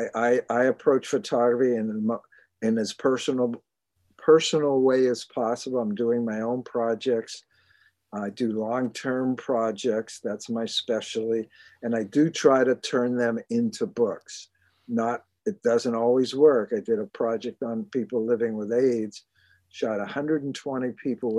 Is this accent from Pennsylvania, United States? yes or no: yes; Pittsburgh, Pennsylvania, United States; moved away as an adult; also born or lived in Germany; now in New York, United States; I'm from Pittsburgh. I went to Carnegie Mellon